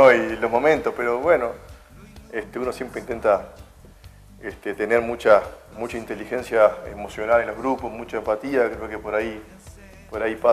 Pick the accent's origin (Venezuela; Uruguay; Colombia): Uruguay; moved away as an adult; also born or lived in Turkey; now in Málaga, Spain